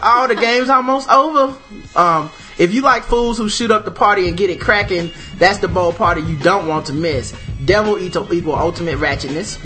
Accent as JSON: {"language": "English", "town": "Charlotte", "region": "North Carolina", "country": "United States", "tie": "born or raised there"}